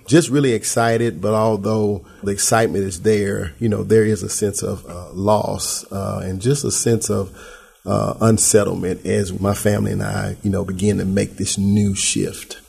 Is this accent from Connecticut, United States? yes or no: no; Memphis, Tennessee, United States; I'm right here from Memphis